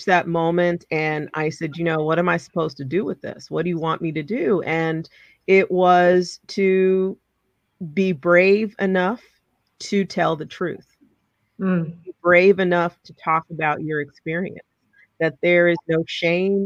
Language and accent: English; New Jersey, United States; moved away as an adult; also born or lived in New Orleans; I grew up in Jersey.